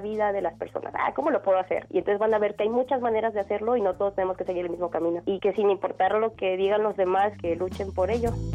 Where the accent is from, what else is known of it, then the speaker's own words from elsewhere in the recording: Tepic, Nayarit, Mexico; moved away as an adult; also born or lived in Morelos; Nací en Tepic, Nayarit, el 10 de abril de 1994.